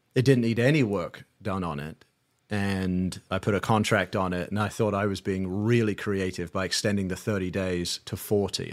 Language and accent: English; London, United Kingdom; moved away as an adult; also born or lived in Saint Louis, Missouri; now in United States; I'm from London, England, moved out to the States in two thousand